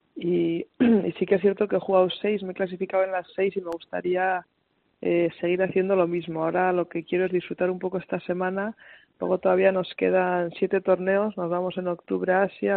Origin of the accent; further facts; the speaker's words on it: Pamplona, Navarre, Spain; siendo Navarra y de Pamplona